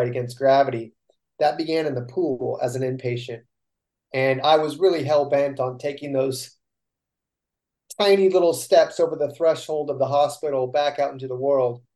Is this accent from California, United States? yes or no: yes; Northern California, United States; we come from Northern Cal.